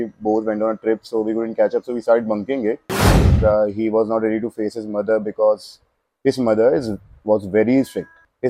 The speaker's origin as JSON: {"language": "English", "town": "Kota", "region": "Rajasthan", "country": "India", "said": "I'm from Kota."}